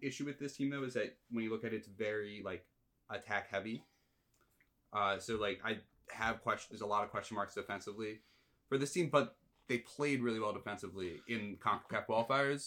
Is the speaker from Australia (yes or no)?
no; United States; as an American